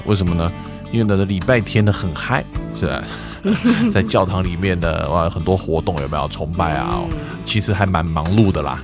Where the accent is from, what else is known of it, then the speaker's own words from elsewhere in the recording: Taiwan; moved away; also born or lived in Denver, Colorado; 那个主人知道我从台湾来的